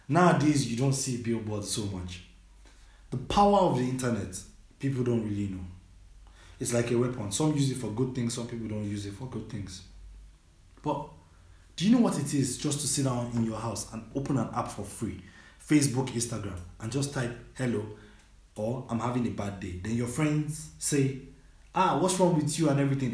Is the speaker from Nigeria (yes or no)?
yes; Nigeria; moved away as an adult; now in Germany; I was born and raised in Nigeria